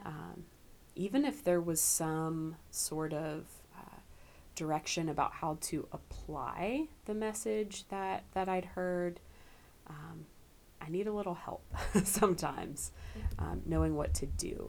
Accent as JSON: {"language": "English", "town": "Camp Hill", "region": "Pennsylvania", "country": "United States", "tie": "born or raised there", "also_born_or_lived": "Lancaster, Pennsylvania / Kentucky", "moved": "as an adult", "said": "Grew up in Camp Hill."}